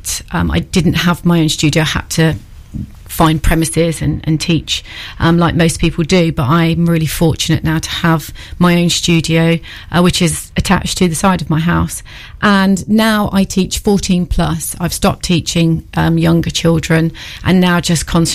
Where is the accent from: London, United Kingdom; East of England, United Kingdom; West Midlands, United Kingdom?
East of England, United Kingdom; Cambridgeshire; moved away as an adult; now in Newark, United Kingdom; So I am not from Newark originally. I'm from Cambridgeshire